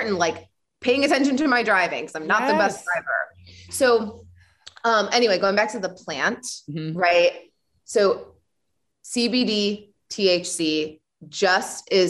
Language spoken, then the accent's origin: English; Illinois, United States; moved away; I'm Illinois